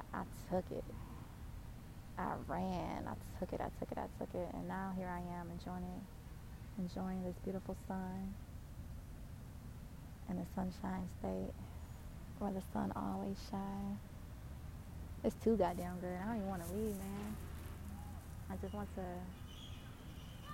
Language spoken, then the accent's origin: English; Detroit, Michigan, United States; moved away; I grew up in Detroit, Michigan.